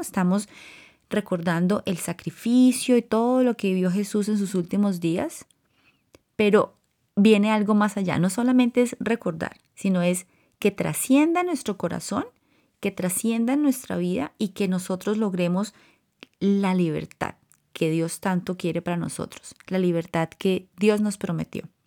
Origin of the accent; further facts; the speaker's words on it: Colombia; moved away; Cuando estaba creciendo en Colombia, la influencia más fuerte que tuve fue de mis abuelos maternos